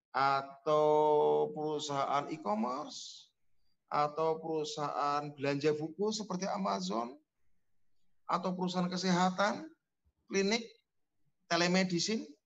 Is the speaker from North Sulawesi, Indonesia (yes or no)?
no; Cilacap, Central Java, Indonesia; Bikin Bumades di Kabupaten Cilacap, kampung saya, atau Banyumas.